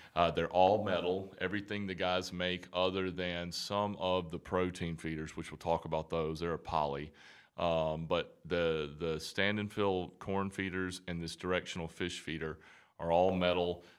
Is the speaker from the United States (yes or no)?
yes; Alabama, United States; moved away; So, I'm from Bama. I'm from Alabama originally.